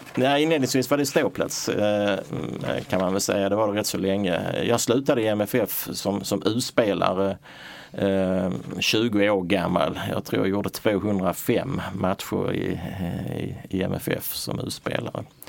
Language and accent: Swedish; Malmö, Skåne, Sweden; also born or lived in Röstånga / Hör; jag är född i Röstånga för 61 år sedan och eh, uppväxt i, i Hör och Malmö, gått i skola i Malmö